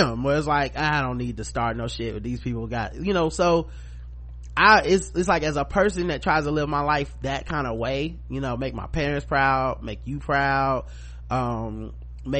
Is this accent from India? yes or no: no; the South, United States; we are from the South